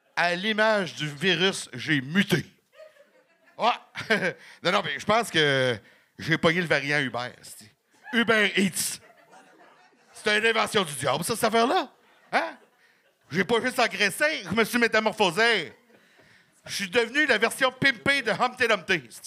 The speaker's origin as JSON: {"language": "French", "town": "Gatineau", "region": "Quebec", "country": "Canada", "said": "je viens de Gatineau"}